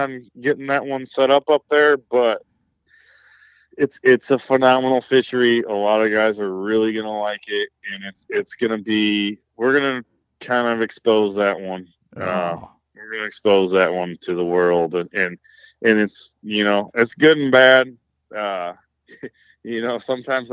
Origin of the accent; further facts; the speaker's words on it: Michigan, United States; my home state of Michigan